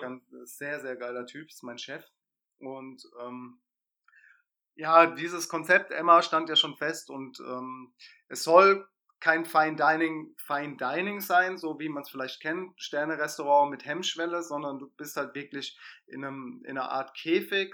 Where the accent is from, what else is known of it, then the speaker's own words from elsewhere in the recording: Mannheim, Baden-Württemberg, Germany; also born or lived in Palatinate; ich bin Mannheimer, habe selbst in der Pfalz gewohnt